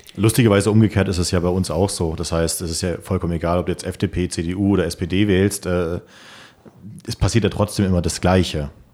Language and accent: German; Germany; für uns Deutsche